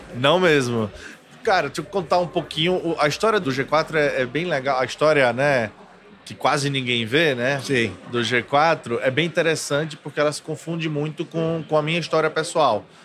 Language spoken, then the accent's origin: Portuguese; Maceió, Alagoas, Brazil; Eu sou de Maceió